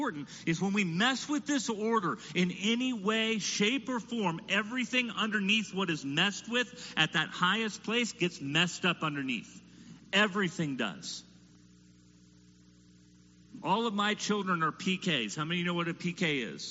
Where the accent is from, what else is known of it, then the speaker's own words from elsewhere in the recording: United States; as an American parent